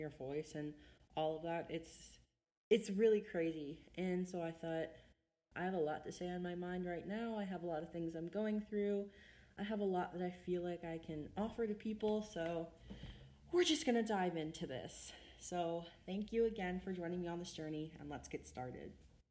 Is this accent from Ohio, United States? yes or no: yes; Ohio, United States; I'm from Ohio